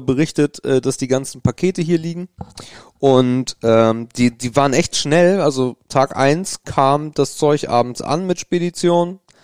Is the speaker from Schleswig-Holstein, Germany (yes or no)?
yes; Grevenkop, Schleswig-Holstein, Germany; also ich komme ja nicht direkt aus Krempe, das ist auch schon wieder lustig, wenn man nicht aus Krempe kommt, weil danach kommt eigentlich nichts, sondern aus Grevenkop